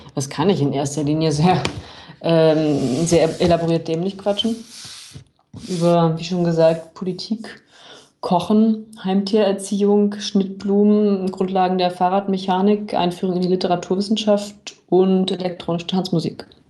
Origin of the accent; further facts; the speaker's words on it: Berlin, Germany; moved away as an adult; now in Munich, Germany; meine Heimatstadt Berlin